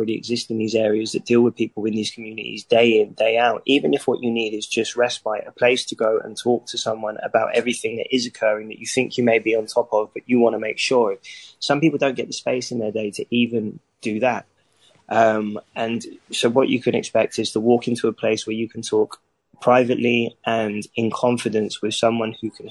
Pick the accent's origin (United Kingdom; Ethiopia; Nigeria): United Kingdom; London; when I was growing up there, you quite literally couldn't pay people to live there